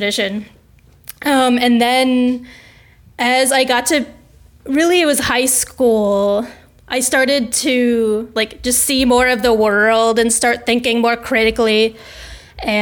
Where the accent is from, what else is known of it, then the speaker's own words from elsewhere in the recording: Washington, District of Columbia, United States; I was raised in the DC area, which is really not the South for all intents and purposes, I was raised by Southerners.